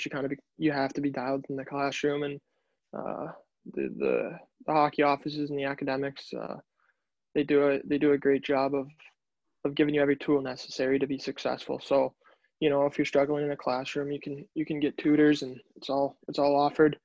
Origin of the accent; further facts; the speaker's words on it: Chicago, Illinois, United States; moved away; also born or lived in Boston; growing up in Chicago